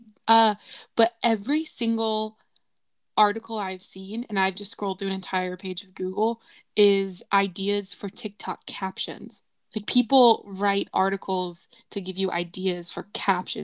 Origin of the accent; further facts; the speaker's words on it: Southwest Virginia, United States; growing up in Southwest Virginia